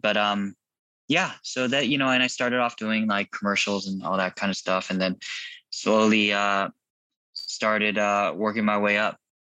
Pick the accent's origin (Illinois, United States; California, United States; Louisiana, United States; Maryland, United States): California, United States; Irvine; also born or lived in Garden Grove, California / Chula Vista, California; I was born in 81 in Garden Grove. Uh, we spent most of my childhood in, most of my life in Irvine, except for uh, a few years in Chula Vista, San Diego